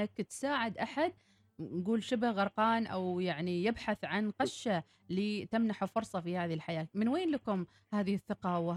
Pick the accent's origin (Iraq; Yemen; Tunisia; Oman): Oman; Muscat; انا انا من مسقط هني